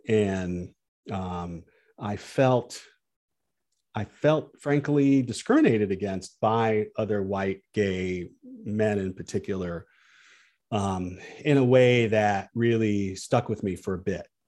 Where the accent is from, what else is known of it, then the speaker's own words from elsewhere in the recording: Peoria, Illinois, United States; I grew up in Peoria